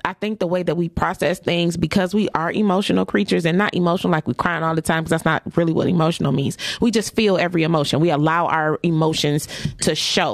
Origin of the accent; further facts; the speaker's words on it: Detroit, Michigan, United States; Down the street from my hood. I grew up on Dexter and Waverly